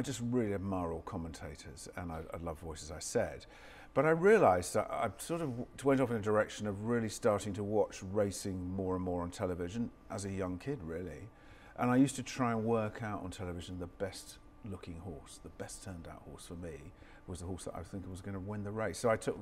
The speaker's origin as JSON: {"language": "English", "town": "Stroud", "region": "South West England", "country": "United Kingdom", "tie": "born or raised there", "said": "I grew up in Stroud in Gloucestershire, so, you know, not that far from Cheltenham, obviously."}